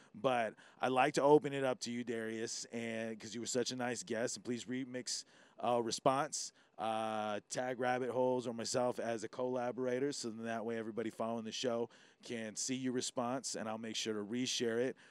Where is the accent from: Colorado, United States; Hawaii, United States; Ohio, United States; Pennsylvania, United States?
Hawaii, United States; being Hoppa, you really understand what it is to be tested as being Hawaiian sometimes